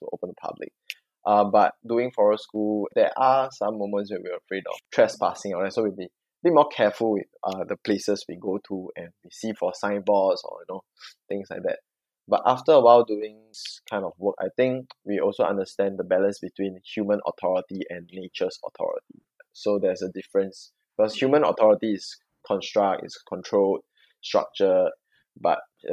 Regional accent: Singapore; I'm Singaporean

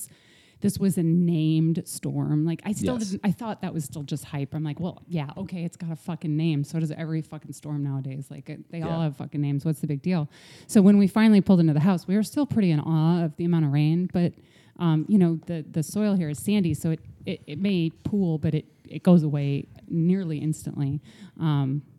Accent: Midwest, United States; I grew up in the Midwest

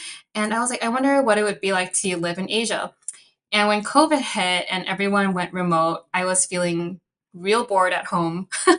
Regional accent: Chicago, Illinois, United States; first language Cantonese; English is a second language; I am Chinese American. I was born and raised in Chicago

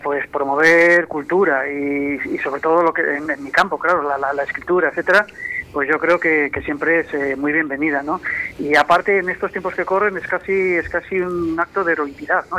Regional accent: Valladolid, Castile and León, Spain; now in Madrid, Spain

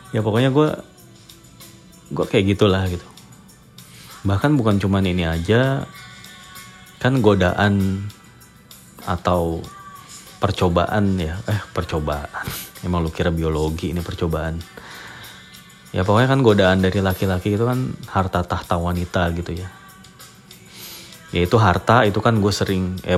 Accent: Indonesia; gue orang Indonesia lah gue gitu iya Indonesia gitu

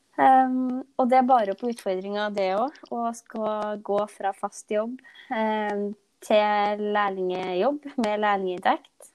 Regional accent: Nærøy, Trøndelag, Norway; jeg kommer fra Nærøy i Nord-Trøndelag

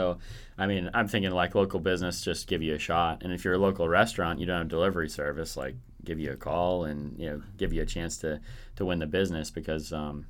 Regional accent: Fargo, North Dakota, United States; born there; I was born in Fargo, North Dakota

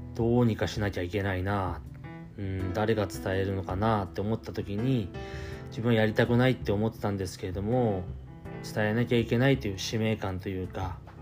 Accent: Shibetsu, Hokkaido, Japan; 私は標津町で生まれまして酪農家の一人っ子長男として生まれましたで、まあ、小さい頃から親の背中を見て

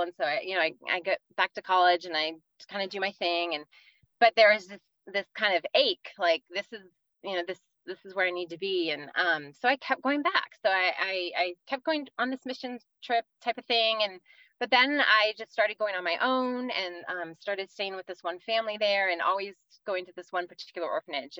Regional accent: Virginia, United States; moved away as an adult; now in California, United States; I grew up in Virginia, kind of outside DC

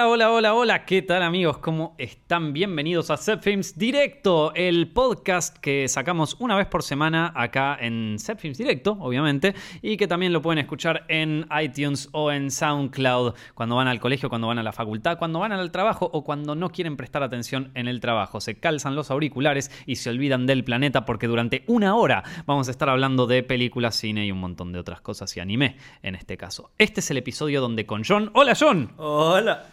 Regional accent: Argentina; todos los que nacimos en Argentina o en Latinoamérica

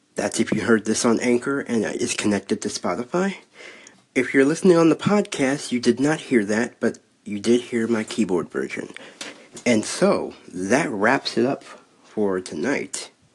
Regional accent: Cleveland, Ohio, United States; I am from Cleveland.

